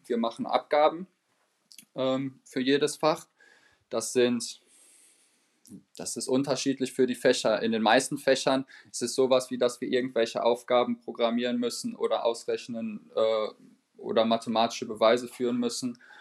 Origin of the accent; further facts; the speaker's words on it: Dortmund, North Rhine-Westphalia, Germany; first language German; now in Frankfurt, Germany; da wo ich herkomme, aus der äh, Region Dortmund, da spricht man zum Beispiel anderes Deutsch, als äh, wie man es hier in Frankfurt sprechen würde.